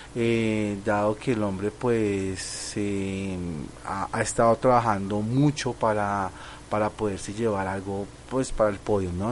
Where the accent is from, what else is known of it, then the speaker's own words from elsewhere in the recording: Colombia; aquí como los colombianos